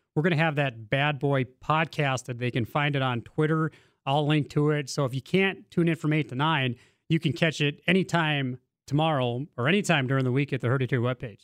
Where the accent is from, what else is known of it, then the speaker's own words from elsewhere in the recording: Maddock, North Dakota, United States; I'm from Maddock